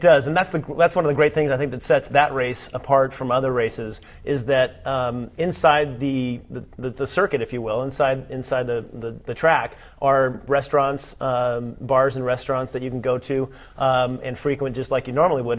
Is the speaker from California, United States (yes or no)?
yes; Long Beach, California, United States; born and raised in Long Beach